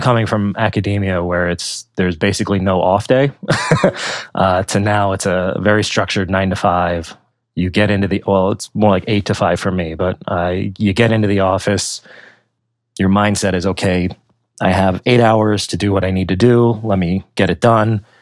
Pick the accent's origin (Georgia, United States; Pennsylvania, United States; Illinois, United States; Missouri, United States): Pennsylvania, United States; moved away as an adult; also born or lived in Virginia / New Jersey / San Diego / New York; I grew up in Pennsylvania